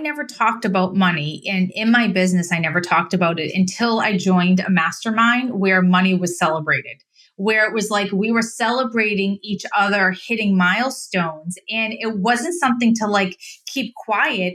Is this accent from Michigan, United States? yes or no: no; Massachusetts, United States; accent: Boston; I'm from Mass, so I have the, the Boston accent